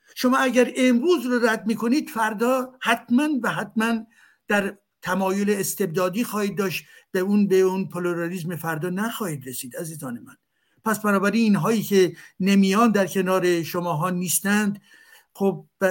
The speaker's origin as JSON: {"language": "Persian", "country": "Iran", "moved": "yes", "said": "منی که از ایران هستم"}